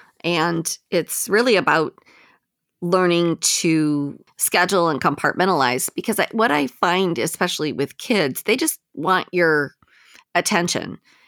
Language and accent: English; Westland, Michigan, United States; I grew up in Westland. That's actually exactly where I'm from.